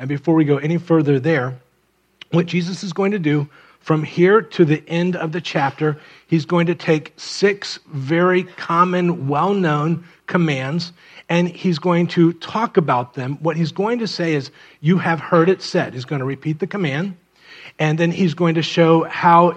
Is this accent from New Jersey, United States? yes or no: no; Miami, Florida, United States; I grew up in Miami